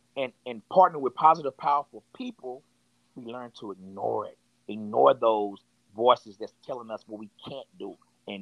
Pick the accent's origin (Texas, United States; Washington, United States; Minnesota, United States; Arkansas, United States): Texas, United States; Fort Worth; also born or lived in Dallas, Texas; I'm from Fort Worth, Texas. I was born in Dallas, raised in Fort Worth.